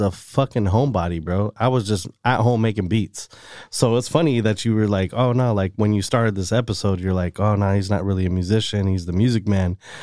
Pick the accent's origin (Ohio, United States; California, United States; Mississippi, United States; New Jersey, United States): California, United States; Salinas; Born and raised Salinas, California